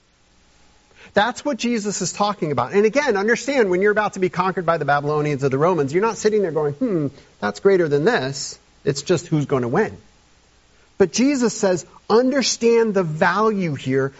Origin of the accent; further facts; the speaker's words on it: United States; as modern American evangelical Christians